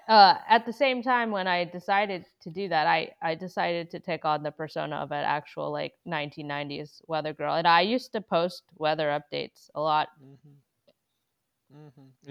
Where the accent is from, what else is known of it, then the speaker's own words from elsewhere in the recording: Massachusetts, United States; my hometown where I grew up in Massachusetts